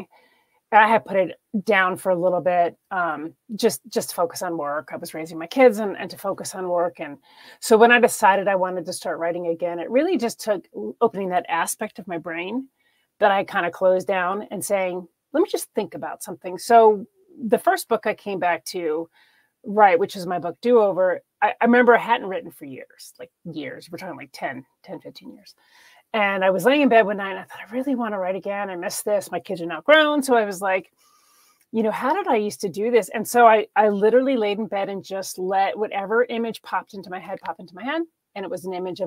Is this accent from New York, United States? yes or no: yes; New York, United States; I'm originally from New York.